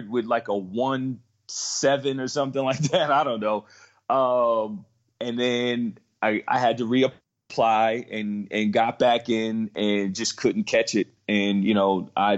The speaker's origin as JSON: {"language": "English", "town": "Metuchen", "region": "New Jersey", "country": "United States", "tie": "born or raised there", "also_born_or_lived": "Georgia", "said": "I am born and raised in Central New Jersey, where I went to high school in Metuchen, New Jersey"}